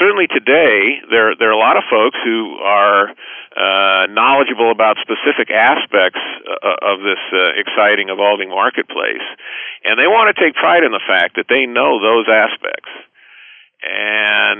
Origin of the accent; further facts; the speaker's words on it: Los Angeles, California, United States; I grew up in Los Angeles